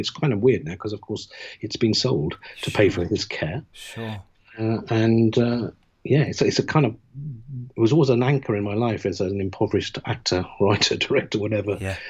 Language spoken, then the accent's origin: English; London, United Kingdom; I'm Londoner born and bred, and I'm proud of it.